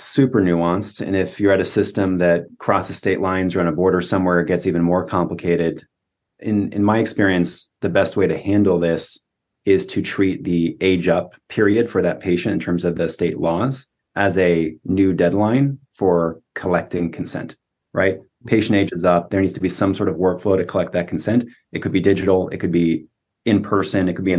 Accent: California, United States; I mean, this is, you know, growing up in Silicon Valley, you give a patient a link

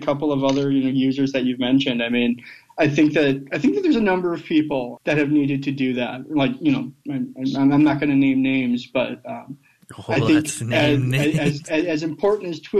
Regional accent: Michigan, United States; now in Alabama, United States; That's my home state

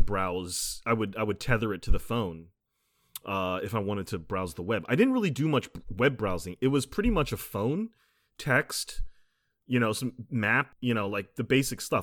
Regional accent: United States; as an American

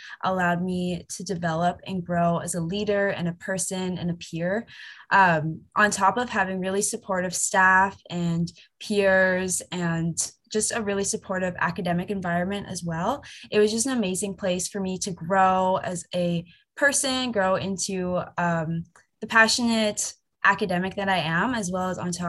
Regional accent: Waterdown, Ontario, Canada; I am originally from Hamilton, a small town called Waterdown.

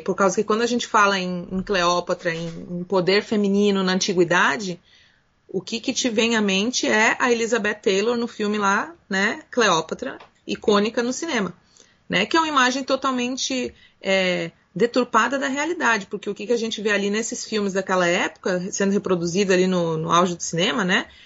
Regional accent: Brazil; nós, como brasileiros e latino-americanos

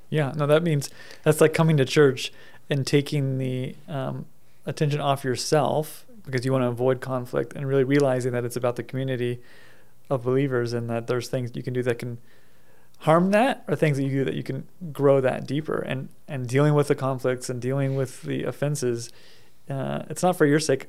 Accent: United States; my own experience growing up in America

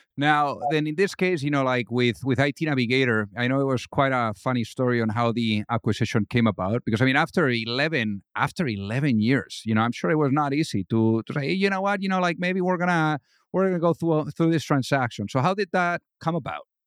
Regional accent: Madrid, Community of Madrid, Spain; I was raised in Madrid

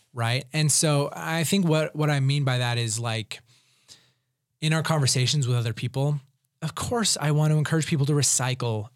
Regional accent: Provo, Utah, United States; I grew up in Provo

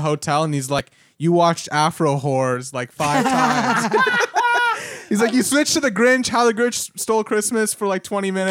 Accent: Canada; moved away; I'm from Canada

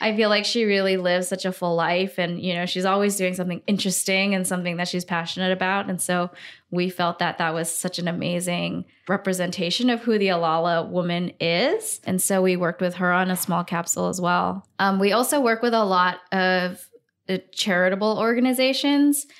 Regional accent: Singapore; moved away as an adult; also born or lived in Hong Kong; now in New York City, United States; I grew up in Singapore.

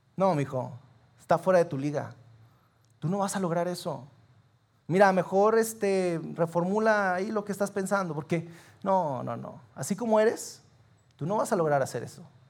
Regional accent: Sabinas, Coahuila, Mexico; nosotros somos de Sabinas

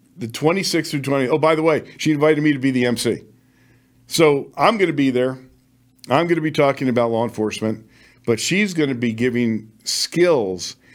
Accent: Las Vegas, Nevada, United States; in my hometown of Las Vegas, where I served for twenty-four years

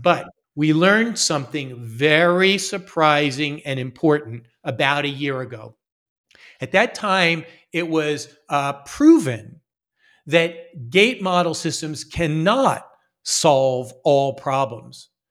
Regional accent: Las Vegas, Nevada, United States; moved away; also born or lived in Philadelphia, Pennsylvania / Los Angeles, California / Massachusetts; I was born in Philadelphia, Pennsylvania, but I grew up in Las Vegas, Nevada

